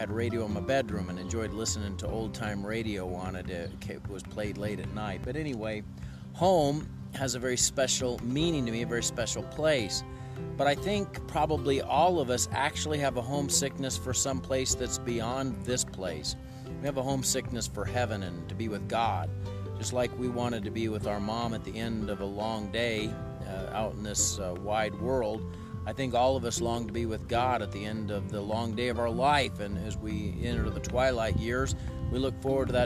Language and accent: English; Port Orford, Oregon, United States; also born or lived in Missouri; For me, it's Port Orford and Cape Blanco on the southern Oregon coast. I wasn't born there. I was born in Missouri, but my growing up formative years were there